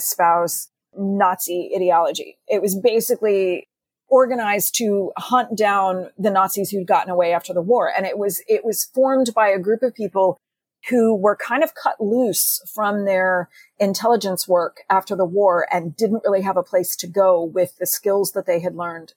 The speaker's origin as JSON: {"language": "English", "region": "Texas", "country": "United States", "tie": "born or raised there", "said": "growing up in Texas"}